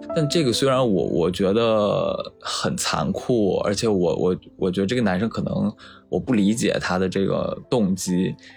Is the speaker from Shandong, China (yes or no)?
yes; Shandong, China; moved away as an adult; 我现在在，呃，一个一线城市，一个事业单位工作，然后我的老家是山东的一个沿海的三四线小城市